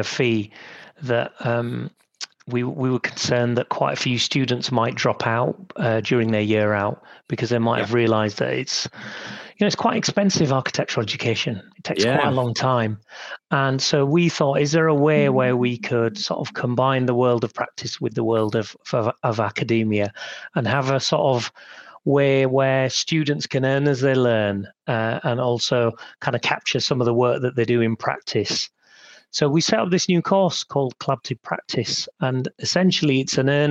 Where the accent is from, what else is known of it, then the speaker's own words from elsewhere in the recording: Huddersfield, Yorkshire and the Humber, United Kingdom; also born or lived in Sheffield; I was born in Huddersfield in 1969. To migrant Punjabi parents.